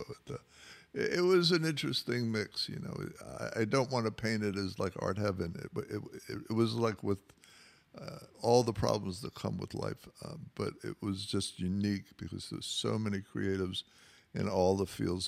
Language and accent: English; New York City, New York, United States; moved away as an adult; now in Los Angeles, United States; I grew up in New York, uh, in the Rockaways near the beach